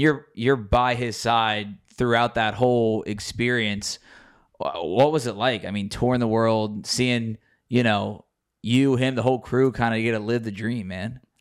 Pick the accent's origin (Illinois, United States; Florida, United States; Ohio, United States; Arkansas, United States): Ohio, United States; Cincinnati; my hometown